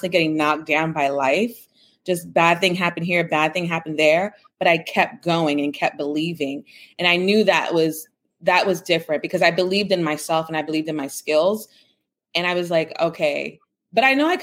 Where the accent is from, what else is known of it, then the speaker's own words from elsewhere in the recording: New York City, New York, United States; I grew up in the Bronx. My grandparents were Cuban refugees. My parents are Jamaican immigrants. So I'm the first in my family born in the United States